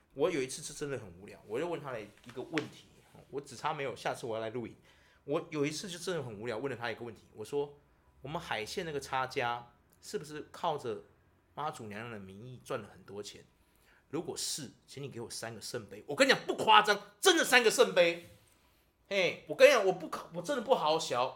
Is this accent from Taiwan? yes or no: yes; Taiwan; 我们台湾人